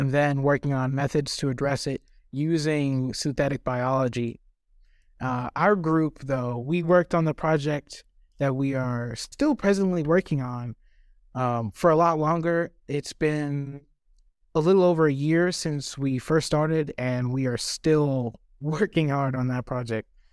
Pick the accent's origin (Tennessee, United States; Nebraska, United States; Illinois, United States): Tennessee, United States; Kingsport; also born or lived in Cape Town, South Africa; I've been living here since, like I said, I was four, so there's a lot of childhood memories here too.